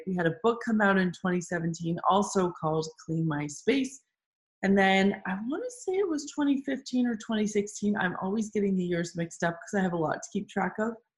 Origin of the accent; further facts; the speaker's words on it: Toronto, Ontario, Canada; we still have our boutique cleaning service running in Toronto, which is my hometown.